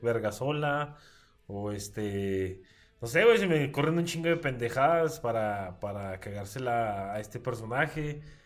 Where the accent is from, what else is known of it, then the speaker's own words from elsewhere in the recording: Mexico; tenemos como cultura mexicana